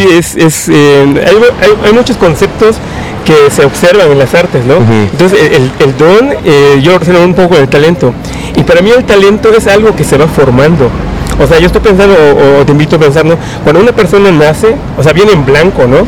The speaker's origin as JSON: {"language": "Spanish", "region": "Yucatán", "country": "Mexico", "also_born_or_lived": "Guanajuato", "moved": "as an adult", "lives_now": "Oaxaca, Mexico", "said": "soy, soy del estado de Yucatán, pero aquí ya en, la ciudad de Oaxaca"}